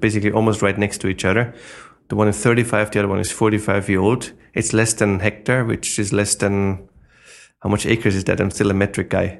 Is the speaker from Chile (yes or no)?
no; Austria; English is a second language; moved away as an adult; now in New York, United States; I'm originally from Austria, but, you know, now I'm eight years in America